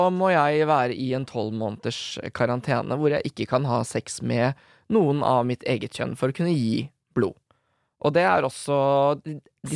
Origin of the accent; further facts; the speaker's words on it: Drammen, Buskerud, Norway; jeg er fra Drammen